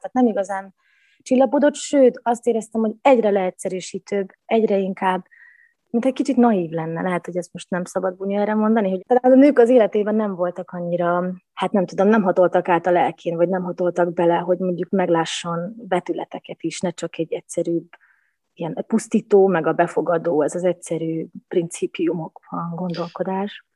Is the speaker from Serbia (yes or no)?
yes; Vojvodina, Serbia; moved away as an adult; úgy döntöttem 19 évnyi világjárás és csavargás után, hogy akkor vissza a gyökerekhez. Úgyhogy most itthon